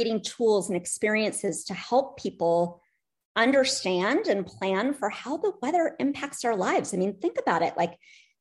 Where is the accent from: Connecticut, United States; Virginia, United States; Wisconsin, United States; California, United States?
California, United States; Santa Barbara; moved away as an adult; now in Atlanta, United States; I am a California girl. My energy, Santa Barbara, California.